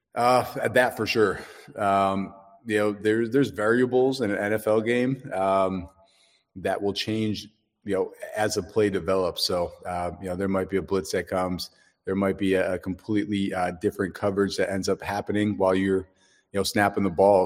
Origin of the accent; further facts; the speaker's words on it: Dallas, Texas, United States; I'm from Dallas, Texas